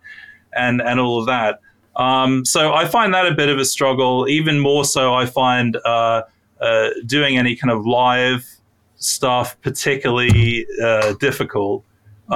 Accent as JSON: {"language": "English", "country": "United Kingdom", "said": "I'm British"}